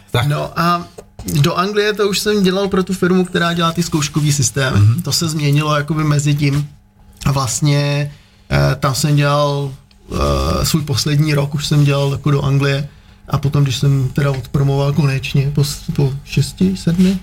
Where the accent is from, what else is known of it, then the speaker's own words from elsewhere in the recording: Czechia; moved away; also born or lived in Prague / London; já jsem jako původně z Krkonoš